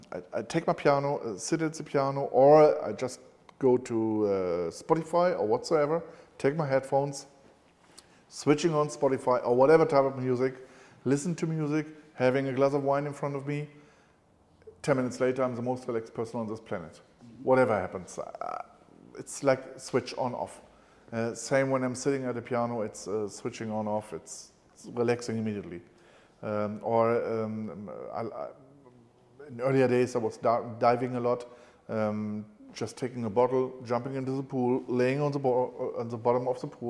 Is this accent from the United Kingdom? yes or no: no; Cologne, North Rhine-Westphalia, Germany; When I was a kid, I was growing up in Cologne